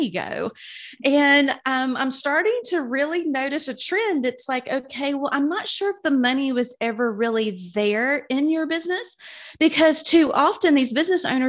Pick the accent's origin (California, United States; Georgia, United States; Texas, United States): Georgia, United States; South; moved away as an adult; now in Birmingham, United States; I'm originally from South Georgia. So I've definitely hung out in the South all of my life